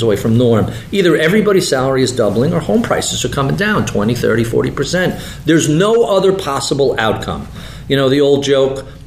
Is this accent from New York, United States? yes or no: yes; New York, United States; I'm a New Yorker. I grew up in suburbia